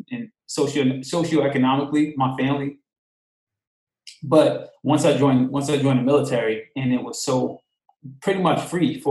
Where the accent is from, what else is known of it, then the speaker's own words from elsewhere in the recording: Long Island, New York, United States; also born or lived in Queens, New York; I'm originally from New York. I was born in Queens, raised mostly in Long Island